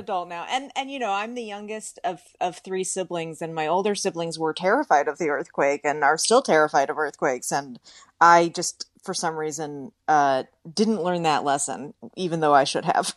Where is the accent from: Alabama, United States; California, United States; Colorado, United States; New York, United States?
California, United States; Bay Area; accent: drawl; moved away as an adult; now in Los Angeles, United States; I'm from the Bay Area